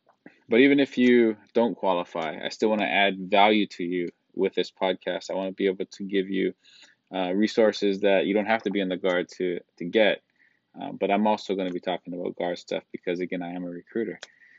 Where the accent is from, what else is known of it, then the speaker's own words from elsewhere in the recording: Kaneohe, Hawaii, United States; I was born and raised in Kaneohe, Hawaii, went to school here. This is my stomping grounds, Oahu, Honolulu, but mostly Kaneohe.